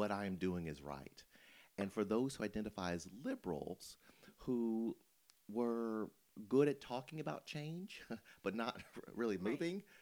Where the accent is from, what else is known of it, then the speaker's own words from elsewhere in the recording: Memphis, Tennessee, United States; I grew up in Memphis